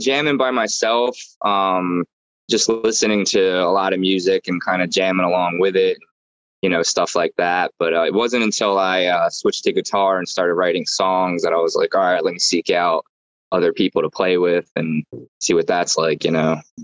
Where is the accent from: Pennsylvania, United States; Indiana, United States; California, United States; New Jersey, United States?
New Jersey, United States; Brigantine; also born or lived in Atlantic City / Maryland; I was uh, born in Atlantic City. I grew up in Brigantine.